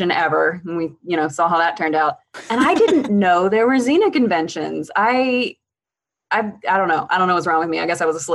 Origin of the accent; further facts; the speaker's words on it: Eastern Shore of Maryland, United States; Eastern Shore of Maryland, just very, very, very small towns